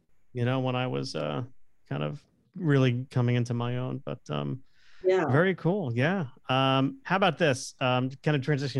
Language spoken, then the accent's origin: English; South Florida, United States; When I was a kid growing up in South Florida